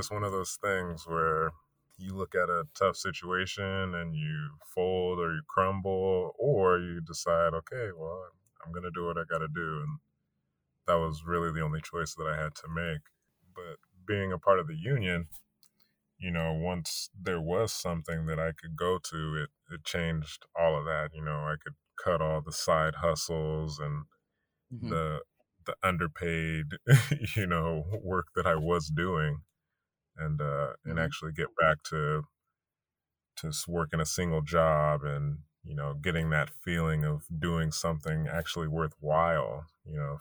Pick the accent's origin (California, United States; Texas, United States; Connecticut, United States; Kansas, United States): California, United States; Fresno; moved away as an adult; now in San Diego, United States; I'm from Fresno